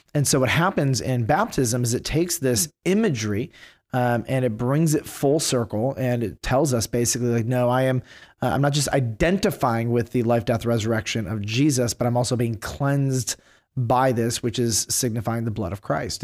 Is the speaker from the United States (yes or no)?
yes; Detroit, Michigan, United States; I grew up in Detroit